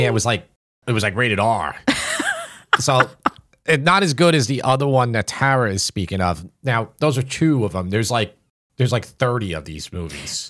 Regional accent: Long Island, New York, United States; out here, it is very insular and doesn't change. So that's why I sound like everybody I went to school with.

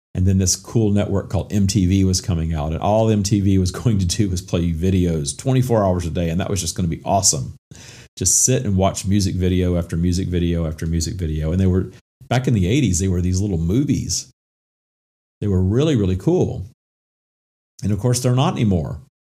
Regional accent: Minden, Louisiana, United States; moved away as an adult; also born or lived in Atlanta / Florida; I moved away from my hometown of Minden, Louisiana

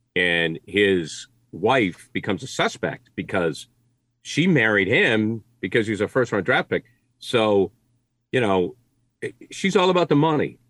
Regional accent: Maine, United States; I grew up in Maine, we had one channel

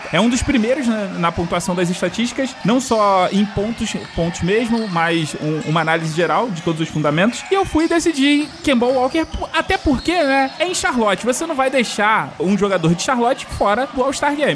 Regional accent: Rio de Janeiro, Brazil; eu sou carioca

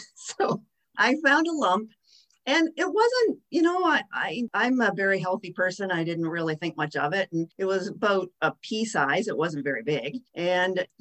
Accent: West Lorne, Ontario, Canada; I'm actually from West Lorne, Ontario

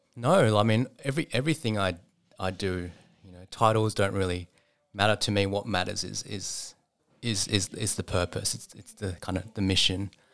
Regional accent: Sydney, New South Wales, Australia; I was, um, raised in a suburb called Epping, up in the northwest of Sydney

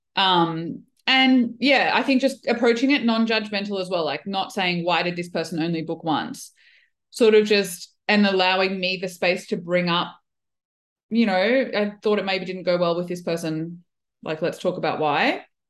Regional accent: Brisbane, Queensland, Australia; also born or lived in Melbourne, Australia / United Kingdom / Kuwait; I'm a physio from Brisbane.

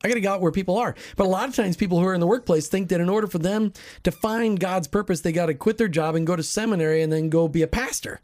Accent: Minnesota, United States; I grew up in Minnesota

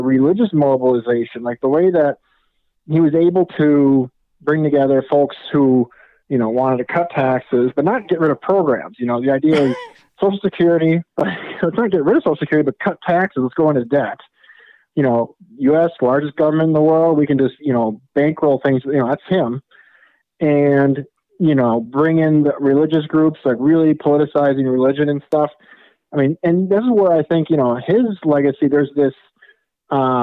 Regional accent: Wisconsin, United States; moved away as an adult; also born or lived in California; I grew up in Wisconsin, and I'm actually there now.

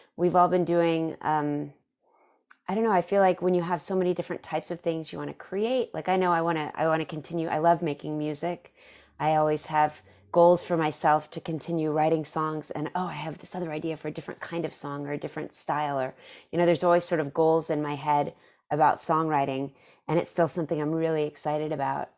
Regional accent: Dallas, Texas, United States; I'm from Dallas

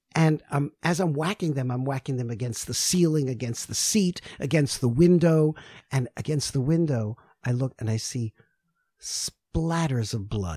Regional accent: New York City, New York, United States; I'm from New York City

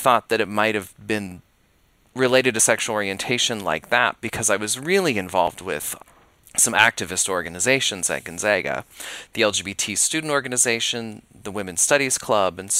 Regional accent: Billings, Montana, United States; also born or lived in Spokane, Washington; I grew up in Billings, Montana, which is only a two-hour drive from where Montana State is located in Bozeman

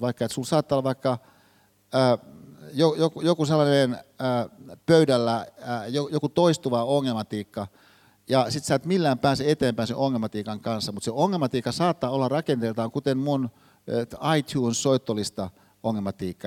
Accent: Hyvinkää, Uusimaa, Finland; Hyvinkäällä, mistä mä oon kotoisin

